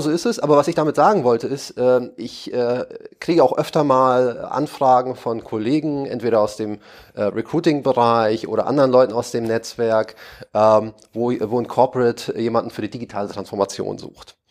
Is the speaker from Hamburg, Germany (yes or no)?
yes; Hamburg, Germany; moved away as an adult; now in Berlin, Germany; als Hamburger